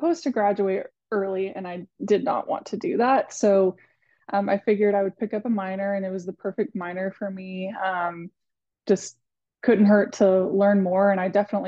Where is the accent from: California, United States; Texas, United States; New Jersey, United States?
Texas, United States; Athens; moved away as an adult; now in Fort Worth, United States; I'm from Athens, Texas, which is like northeast Texas, kind of near Tyler. Lived there, grew up there my entire life